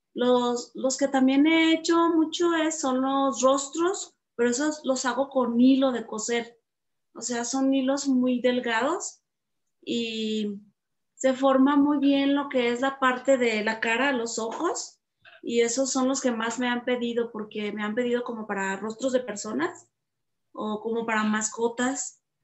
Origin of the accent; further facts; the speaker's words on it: Atotonilco el Alto, Jalisco, Mexico; de Atotonilco, de mi pueblo